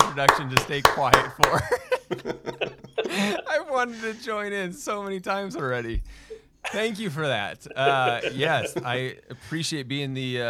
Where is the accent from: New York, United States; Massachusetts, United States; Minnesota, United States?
Minnesota, United States; now in Utah, United States; I'm a Utah transplant. I'm actually born and raised in Minnesota. I think I've done a good job of losing the accent, but every now and then you'll hear it come out